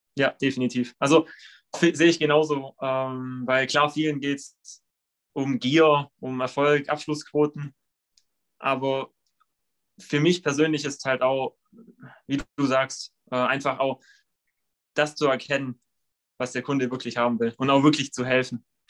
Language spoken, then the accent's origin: German; Leutkirch, Baden-Württemberg, Germany; ich komme aus Leutkirch